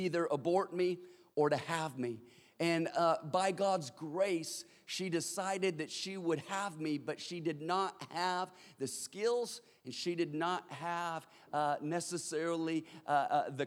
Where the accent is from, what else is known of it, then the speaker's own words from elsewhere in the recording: California, United States; we live in Los Angeles and that we're from California